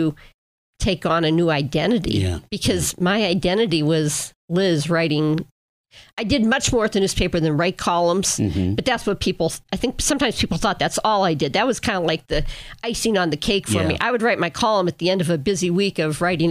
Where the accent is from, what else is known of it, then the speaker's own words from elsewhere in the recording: Erie, Pennsylvania, United States; moved away as an adult; also born or lived in Glens Falls, New York / Milwaukee / Battle Creek, Michigan / Fort Wayne, Indiana; I grew up on Lincoln Avenue. I live on Lincoln Avenue